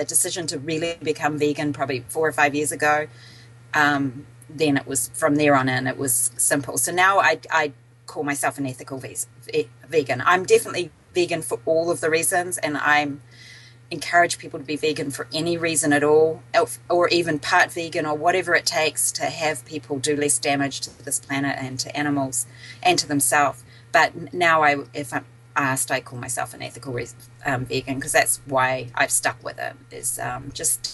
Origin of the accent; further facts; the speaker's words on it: New Zealand; moved away as an adult; also born or lived in British Columbia / Boston / Southern California; now in Dunedin, New Zealand; I'm from New Zealand originally